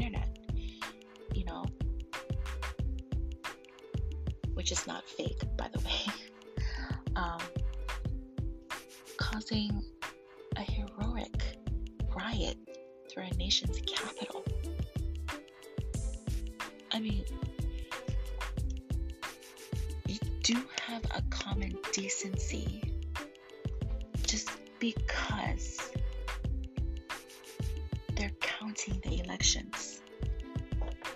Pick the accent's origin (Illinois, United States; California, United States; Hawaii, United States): Hawaii, United States; I love living in Hawaii. I love being a Hawaiian